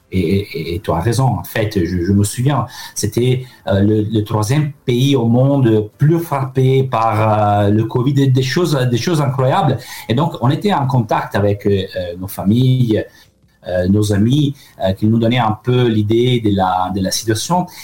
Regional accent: Italy; accent: Italian; French is a second language; moved away as an adult; now in France; mon accent n'a pas eu beaucoup d'évolution. Il reste très italien

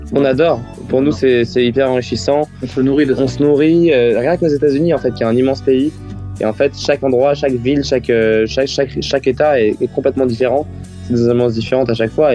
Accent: France; first language French; être français et chanter en anglais

